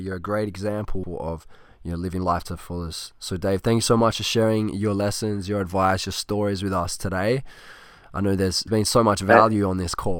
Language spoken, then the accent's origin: English; Australia; I'm from Australia.